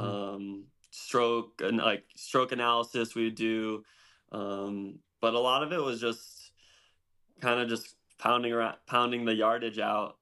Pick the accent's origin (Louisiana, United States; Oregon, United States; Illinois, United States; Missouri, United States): Illinois, United States; DeKalb; I grew up in a town called DeKalb. It's an hour straight west um, on 88 outside of Chicago.